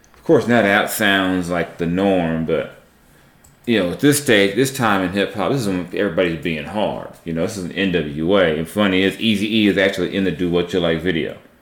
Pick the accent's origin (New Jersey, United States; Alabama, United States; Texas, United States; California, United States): California, United States; Southern; I was a kid growing up in Southern California at that time